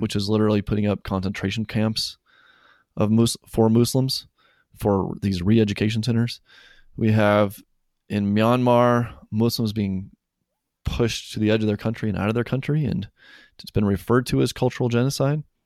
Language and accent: English; Western Colorado, United States; I grew up in Western Colorado